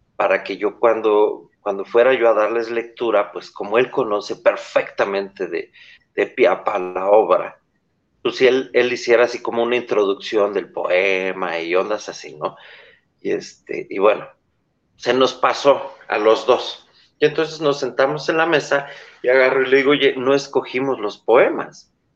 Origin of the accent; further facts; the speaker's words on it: Mexico; yo soy mexicano